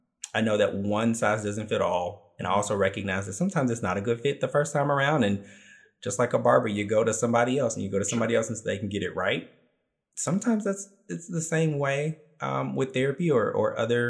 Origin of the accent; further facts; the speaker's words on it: Memphis, Tennessee, United States; I think that that makes me uniquely Memphis